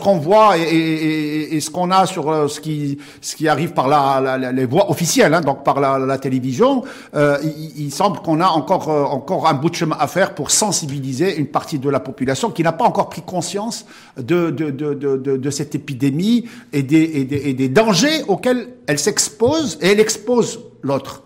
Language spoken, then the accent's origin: French; Morocco; chez nous au Maroc